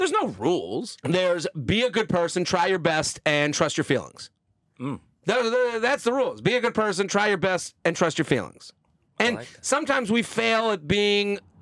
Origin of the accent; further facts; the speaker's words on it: Needham, Massachusetts, United States; moved away as an adult; now in New York, United States; I'm from outside of Boston, a suburb called Needham